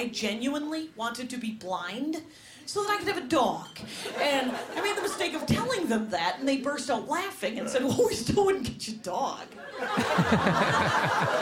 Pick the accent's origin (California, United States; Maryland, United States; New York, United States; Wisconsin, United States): Wisconsin, United States; South Milwaukee; moved away; I'm from a little town outside of Milwaukee called South Milwaukee